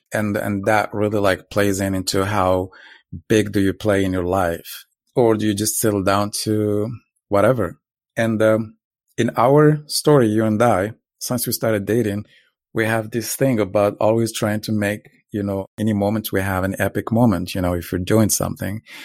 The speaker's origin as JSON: {"language": "English", "country": "Morocco", "tie": "born or raised there", "moved": "yes", "lives_now": "Los Angeles, United States", "said": "I'm originally from Morocco. Uh, I was born to a very poor family on very poor village in the south and grew up, uh, in a very tough environment"}